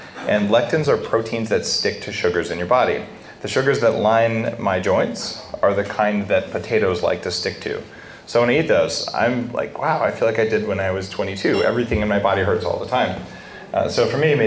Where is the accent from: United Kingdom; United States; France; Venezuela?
United States; New Mexico; I grew up in New Mexico